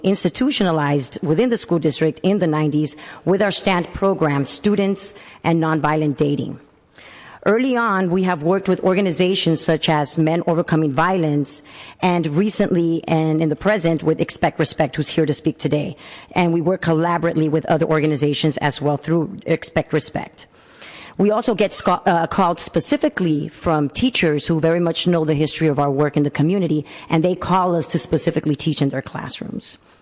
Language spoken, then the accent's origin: English; San Francisco, California, United States; I'm born and raised in San Francisco